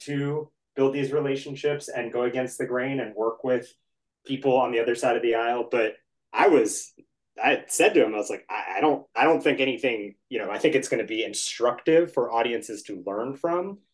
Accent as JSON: {"language": "English", "town": "Washington", "region": "District of Columbia", "country": "United States", "tie": "born or raised there", "said": "I grew up in the Washington area."}